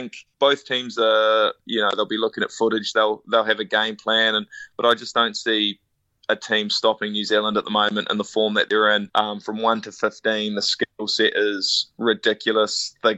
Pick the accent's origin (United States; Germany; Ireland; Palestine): Ireland; because I'm an Irishman through and through, and I always will be.